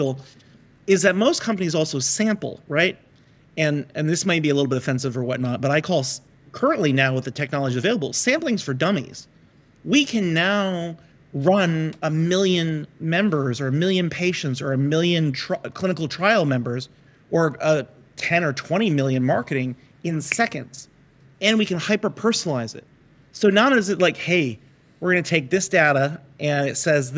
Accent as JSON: {"language": "English", "country": "United States", "said": "we're American, we're capitalists."}